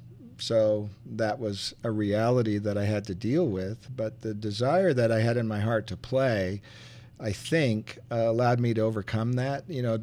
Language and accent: English; Montreal, Quebec, Canada; born there; Well, I was born in Montreal in the province of Quebec. And hockey was then a very big thing and still is, I believe.